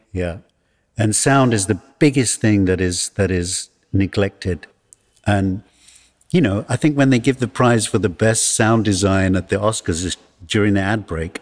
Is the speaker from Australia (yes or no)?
no; England, United Kingdom; also born or lived in Johannesburg, South Africa; now in South Africa; being born here and growing up in exile